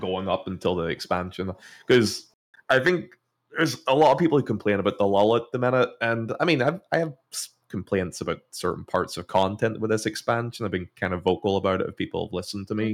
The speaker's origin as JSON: {"language": "English", "country": "Ireland", "said": "I'm from Ireland"}